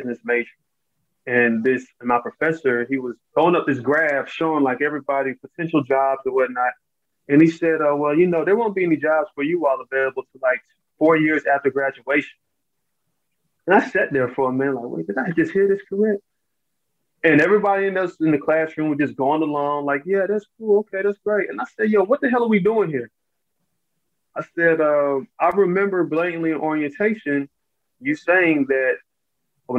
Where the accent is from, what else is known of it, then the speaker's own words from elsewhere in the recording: Charlotte, North Carolina, United States; I grew up in Charlotte, North Carolina